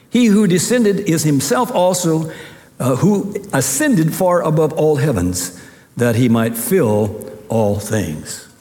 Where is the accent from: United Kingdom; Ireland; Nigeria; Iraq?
Nigeria; Ogbomosho, Oyo; born there; I was born in Ogbomosho, Nigeria.